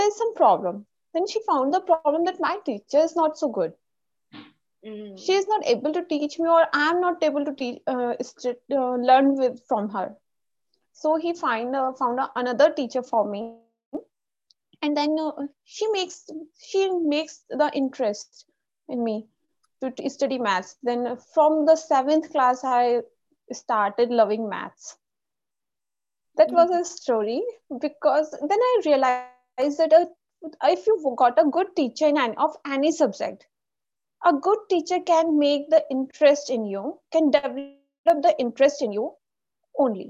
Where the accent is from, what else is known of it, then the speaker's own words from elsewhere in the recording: India; I'm from India